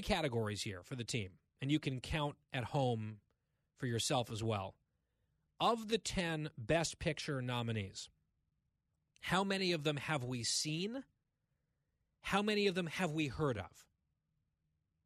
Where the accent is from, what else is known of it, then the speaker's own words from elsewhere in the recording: United States; as an American